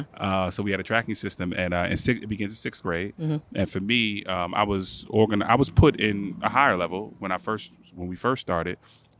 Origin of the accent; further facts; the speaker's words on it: Newark, New Jersey, United States; also born or lived in Maplewood, New Jersey; So I grew up in Newark and Maplewood.